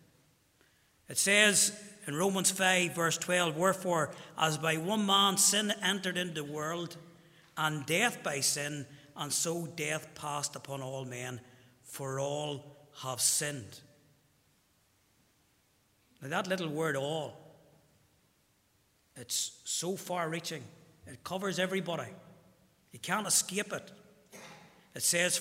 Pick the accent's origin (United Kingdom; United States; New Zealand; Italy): United Kingdom; Armagh, Northern Ireland; I'm from Armagh.